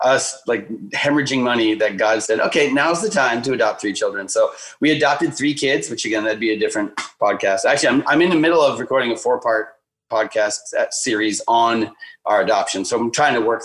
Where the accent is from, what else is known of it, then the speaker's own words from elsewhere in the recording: Duluth, Minnesota, United States; also born or lived in China; I was born in Duluth, Minnesota